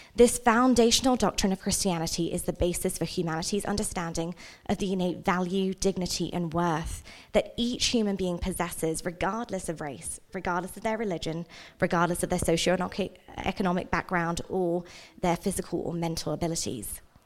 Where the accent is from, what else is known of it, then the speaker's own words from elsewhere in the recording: England, United Kingdom; also born or lived in India; now in Utah, United States; I was born in India, but I grew up in England.